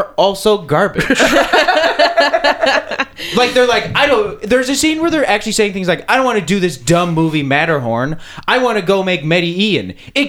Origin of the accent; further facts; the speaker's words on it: Calgary, Alberta, Canada; also born or lived in East Coast, Canada; now in Toronto, Canada; I was born on the East Coast, and then I grew up in Calgary, and then I moved to Toronto.